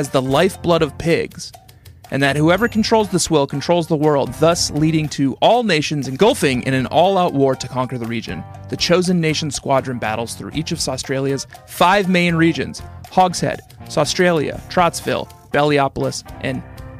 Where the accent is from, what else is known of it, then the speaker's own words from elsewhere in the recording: Midwest, Minnesota, United States; I'm a prude dude. I'm a Midwestern born and raised. Nice Minnesota family.